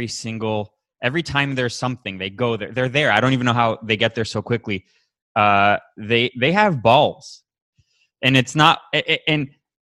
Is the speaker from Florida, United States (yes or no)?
yes; Miami, Florida, United States; moved away as an adult; now in Los Angeles, United States; I'm from Miami originally. I moved out here in 2010